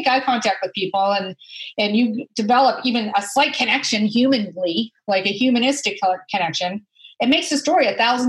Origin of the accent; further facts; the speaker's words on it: Alaska, United States; born there; I was born in Alaska, if you can believe that. My father was in the Army. Yeah, I was born on an Army base, Fort Bassett in Alaska.